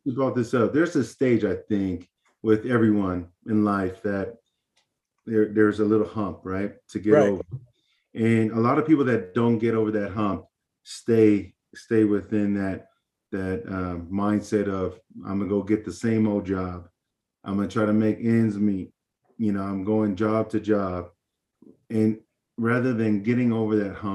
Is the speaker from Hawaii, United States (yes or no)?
yes; Hawaii, United States; Hawaii, meeting all these new people